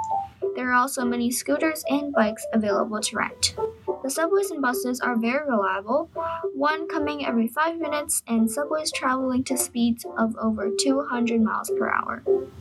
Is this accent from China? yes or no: yes; China; now in United States; I was born in China, a country halfway around the world. Moving to the United States, I've undoubtedly experienced some cultural differences